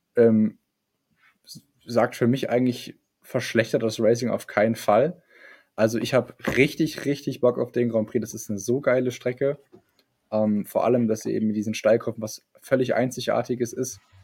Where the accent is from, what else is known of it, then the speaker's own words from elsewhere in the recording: Germany; Wir Deutschen